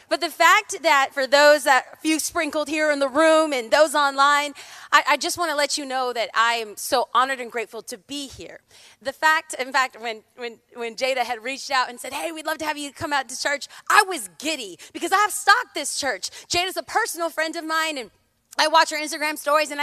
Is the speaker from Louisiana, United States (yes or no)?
no; California, United States; I hail from the Promised Land, aka California